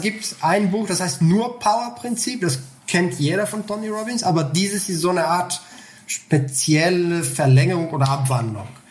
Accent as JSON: {"language": "German", "country": "Bulgaria", "tie": "born or raised there", "moved": "as an adult", "said": "Also ich komme aus Bulgarien. Ich habe mhm. bis 19 Jahre dort gelebt."}